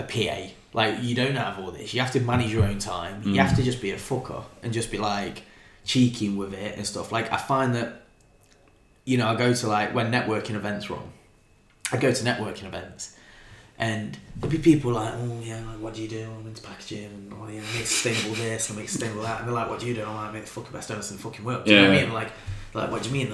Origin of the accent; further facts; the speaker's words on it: Nottingham, East Midlands, United Kingdom; I'm a kid from Clifton